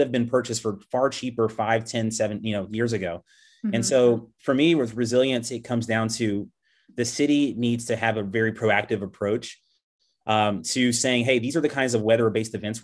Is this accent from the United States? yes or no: yes; Killeen, Texas, United States; moved away as an adult; now in Austin, United States; I'm originally from Killeen, so not too far